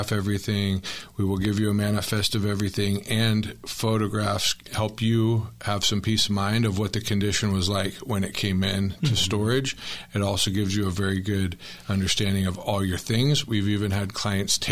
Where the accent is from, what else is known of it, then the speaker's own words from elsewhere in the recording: Tempe, Arizona, United States; I was born and raised in Tempe